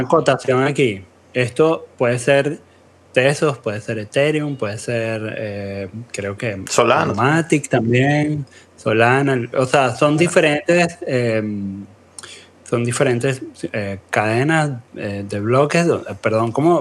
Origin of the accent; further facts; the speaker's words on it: Venezuela; todos somos venezolanos aquí